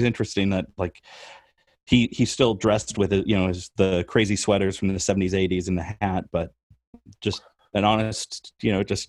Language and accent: English; Rockford, Illinois, United States; moved away; I grew up in Rockford, Illinois.